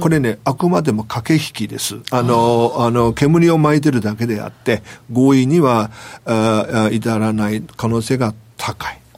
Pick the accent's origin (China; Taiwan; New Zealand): China; Japanese is a second language; now in Japan; 僕ら中国人